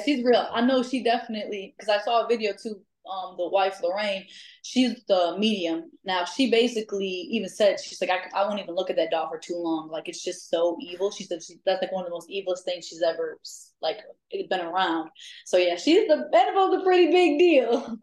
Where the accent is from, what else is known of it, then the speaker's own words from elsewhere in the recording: DeKalb, Illinois, United States; I'm from Chicago, the suburbs. So I'm from DeKalb